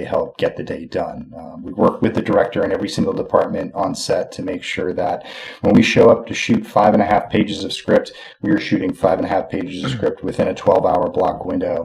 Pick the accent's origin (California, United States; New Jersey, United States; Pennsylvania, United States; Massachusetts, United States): Massachusetts, United States; Westport; moved away as an adult; now in Los Angeles, United States; I grew up in the woods out here, grew up on a little lake, a little town called Westport, Massachusetts.